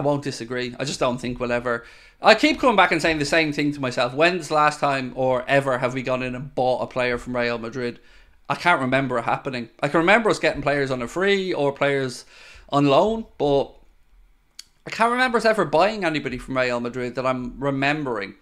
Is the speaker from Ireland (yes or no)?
yes; Ireland; being Irish